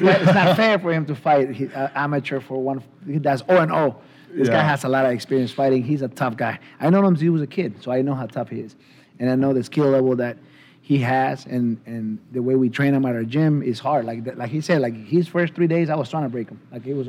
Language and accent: English; San Francisco, California, United States; Yeah, I'm from San Francisco, baby.